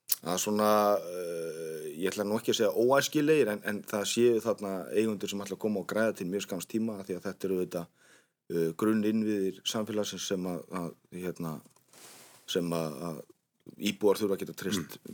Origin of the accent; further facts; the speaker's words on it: Hafnarfjörður, Capital Region, Iceland; ég er uppalinn hafðfyrringur